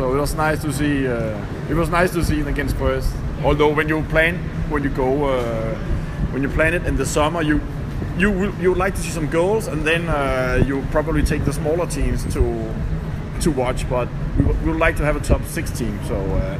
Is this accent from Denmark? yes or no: yes; Copenhagen, Capital Region of Denmark, Denmark